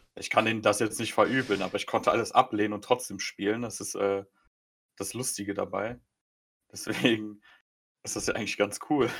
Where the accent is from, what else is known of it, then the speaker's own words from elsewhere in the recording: Germany; mehr Deutscher als Pole vom, vom bürokratischen her. Ich bin hier geboren.